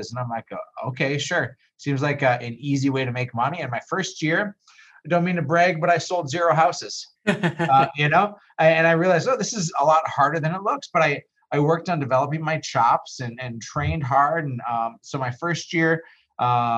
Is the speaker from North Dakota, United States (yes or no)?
yes; Fargo, North Dakota, United States; I grew up in Fargo, born and raised.